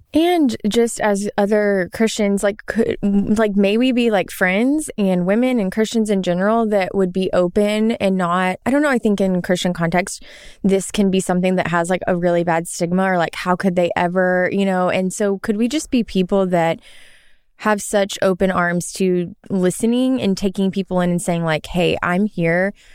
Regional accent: Arkansas, United States; where I'm from in Arkansas, there's a lot of hiking

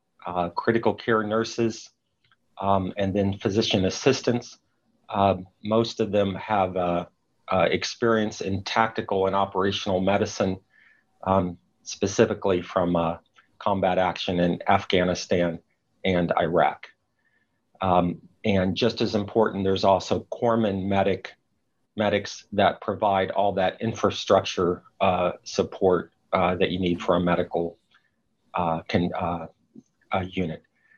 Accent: Chattanooga, Tennessee, United States; So I grew up near Chattanooga, Tennessee, went off to medical school at age 19 in Southern California.

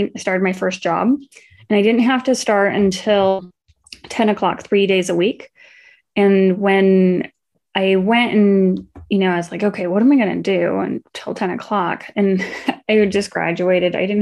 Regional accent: Arizona, United States; also born or lived in Iowa; from Iowa originally, but I moved to Arizona when I was four.

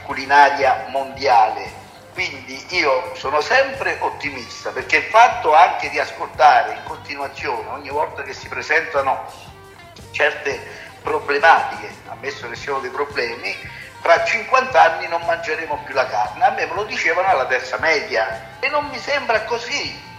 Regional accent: Italy; parlo del mio paese, del paese Italia

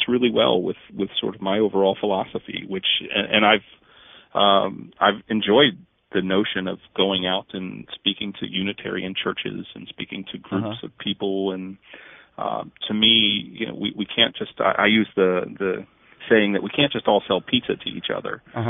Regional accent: Northumberland, Pennsylvania, United States; I grew up in Northumberland, Pennsylvania, which actually is where Joseph Priestley settled when he came

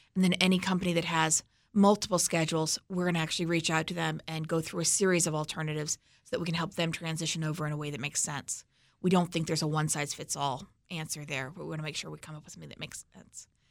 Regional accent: Missouri, United States; I'm from Missouri

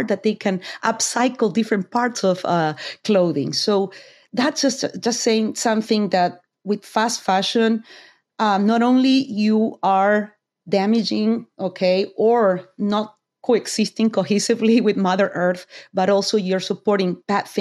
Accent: Argentina; moved away; I'm from Argentina

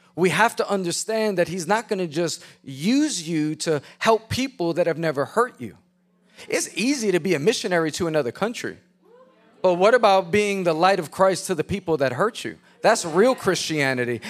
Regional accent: New York City, New York, United States; I was a chubby white boy. with a bowl haircut growing up in Queens, New York.

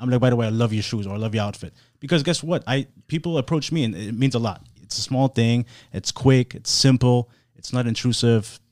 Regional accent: Germany; now in Miami, United States; I was born and raised in Germany. I grew up super progressive

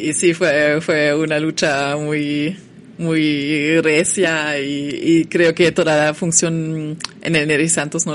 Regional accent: Germany; Spanish is a second language; moved away as an adult; now in Mexico; como estudiante alemana

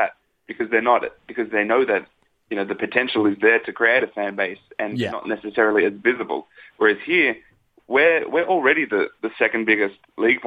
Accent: Sydney, New South Wales, Australia; I'm from Sydney

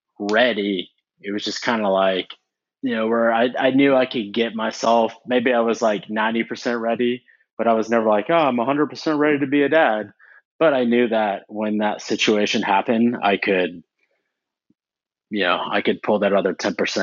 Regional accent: Houston, Texas, United States; I grew up in Texas in Houston pretty much all of my life

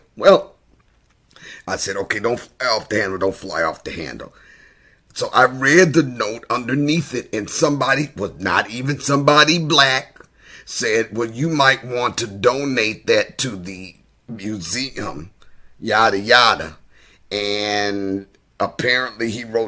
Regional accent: Michigan, United States; moved away; I moved back to Michigan

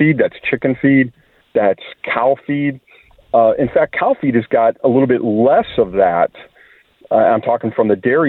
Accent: Chicago, Illinois, United States; I grew up in the Chicago area

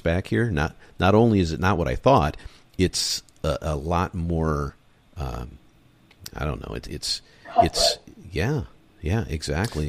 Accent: Michigan, United States; moved away; also born or lived in San Diego / Los Angeles; I've lived on the West Coast for most of my life, even though I grew up in Michigan

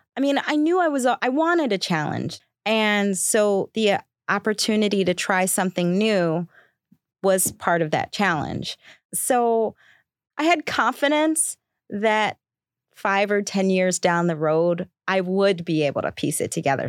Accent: Baltimore, Maryland, United States; I grew up in Baltimore

